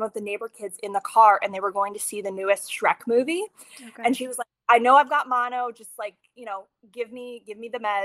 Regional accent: Ohio, United States; moved away as an adult; also born or lived in New York City, New York; now in Stillwater, United States; I'm originally from Ohio. Right out of high school, I moved to New York City

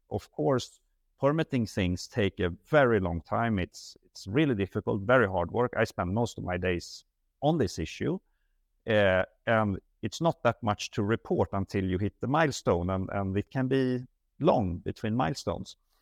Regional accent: Sweden; moved away; I'm Swedish.

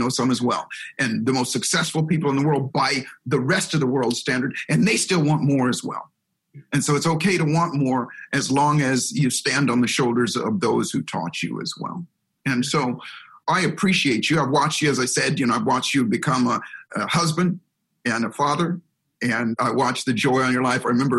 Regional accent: Hawaii, United States; That's how I grew up in Hawaii. So we grew up in Hawaii, but here's the catch. So we spent 5 years in Hawaii and it was beautiful. It was a wonderful, wonderful place to grow up.

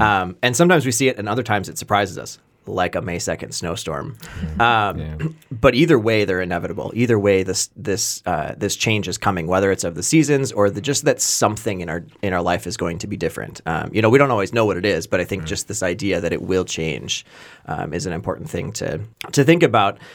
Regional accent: Wisconsin, United States; I grew up in Wisconsin

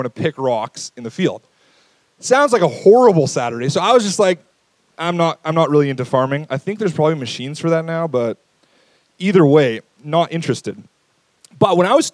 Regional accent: St. Albert, Alberta, Canada; I grew up in St. Albert

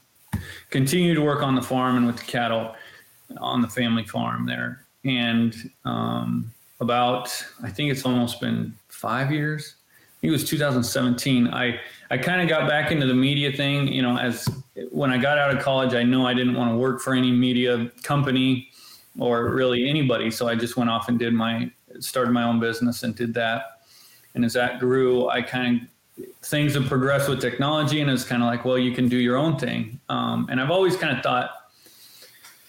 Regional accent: Griswold, Iowa, United States; I'm from Southwest Iowa, a little town called Griswold, which is about 40 miles east of Omaha, Nebraska. And I grew up there

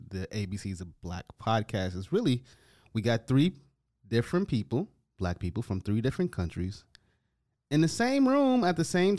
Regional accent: United States; moved away as an adult; now in Toronto, Canada; I'm from America

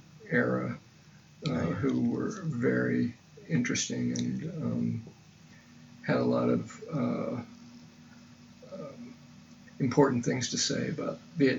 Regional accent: West Burlington, Iowa, United States; also born or lived in Pella, Iowa; I was born in Iowa City. I grew up in southeast Iowa in West Burlington.

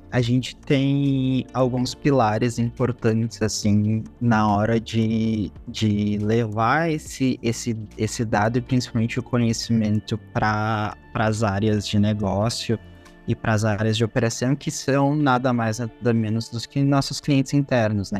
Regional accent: Porto Alegre, Rio Grande do Sul, Brazil; Eu sou natural de Porto Alegre

